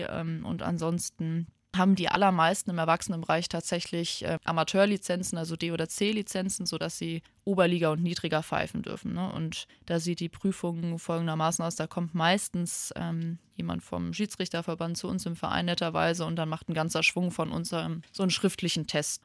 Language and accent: German; Limburg an der Lahn, Hesse, Germany; moved away; Ich komme ursprünglich aus Limburg und ich spiele jetzt seit sechs Jahren beim Tech